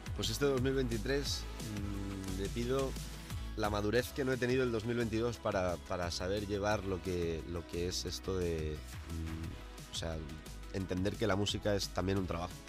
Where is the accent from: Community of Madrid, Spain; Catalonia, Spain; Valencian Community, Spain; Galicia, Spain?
Valencian Community, Spain; El Puig; moved away; donde yo vivía, donde me crié, eh, en Valencia